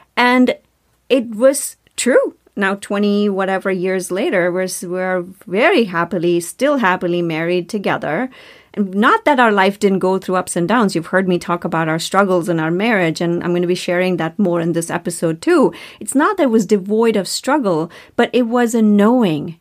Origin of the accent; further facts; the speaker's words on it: India; moved away as an adult; now in United States; I grew up in India